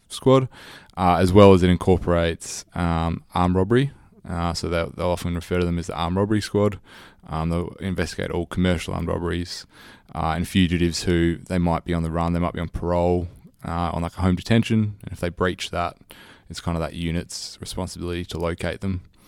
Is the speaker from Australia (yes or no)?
yes; Australia; accent: Australian; my Australian accent